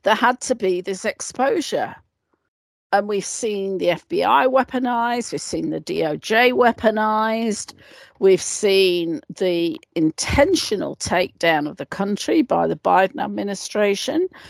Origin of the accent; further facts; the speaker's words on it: United Kingdom; being a Brit myself